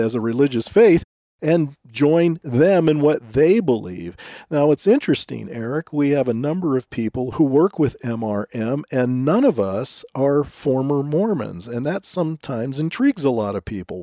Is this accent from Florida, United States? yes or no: no; Southern California, United States; many of whom I grew up with living in Southern California at the time